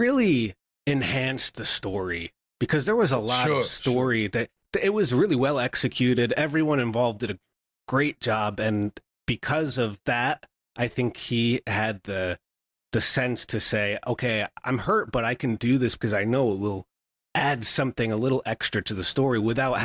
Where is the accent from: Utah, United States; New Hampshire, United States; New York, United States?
New York, United States; Albany; my hometown, and it was in Albany, New York